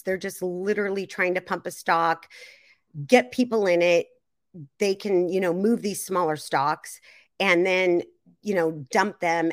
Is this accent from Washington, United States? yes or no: yes; Seattle, Washington, United States; I'm from the Seattle area